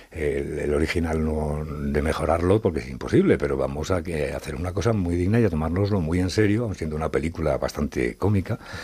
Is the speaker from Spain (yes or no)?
yes; Madrid, Community of Madrid, Spain; also born or lived in Zaragoza; se vinieron a Madrid siendo yo prácticamente un bebé y yo me crié en Madrid